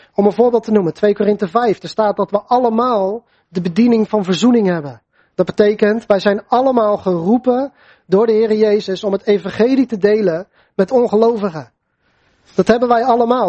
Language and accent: Dutch; Netherlands; voor ons als Nederlanders